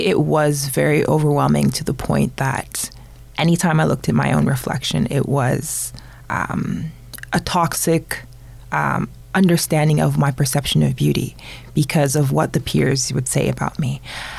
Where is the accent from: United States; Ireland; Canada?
Canada; Toronto, Ontario; also born or lived in North York, Toronto; I was born in North York, Toronto.